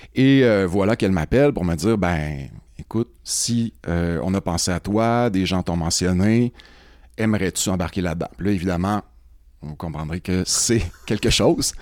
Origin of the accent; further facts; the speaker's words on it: Rouyn-Noranda, Quebec, Canada; moi, je viens de Rouen-Noranda. En fait, je suis rouyn norandien de quatrième génération.